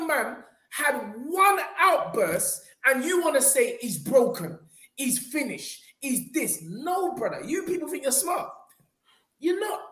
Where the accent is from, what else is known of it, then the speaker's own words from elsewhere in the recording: United Kingdom; as a Brit